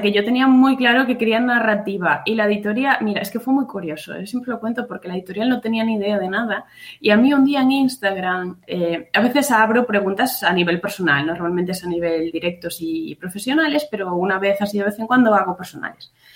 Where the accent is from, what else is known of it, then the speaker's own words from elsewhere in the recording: Pontevedra, Galicia, Spain; now in Burela, Spain; yo soy de Pontevedra, de un pueblecito que se llama Huevo, pero vivo en Burela, en la costa de Lugo